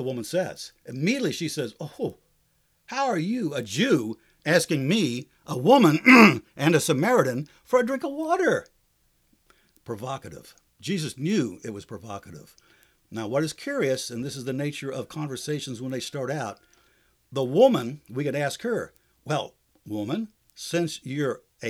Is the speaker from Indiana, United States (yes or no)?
no; Ohio, United States; moved away; I'm from Ohio